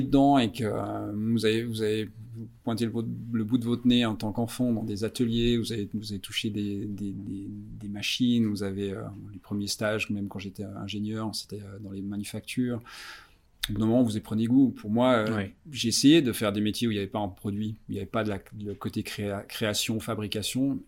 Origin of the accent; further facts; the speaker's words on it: Vallée de Joux, Vaud, Switzerland; moved away as an adult; now in Zurich, Switzerland; Je suis suisse-français, j'ai grandi à, la Vallée de Joux, donc dans les euh, montagnes vaudoises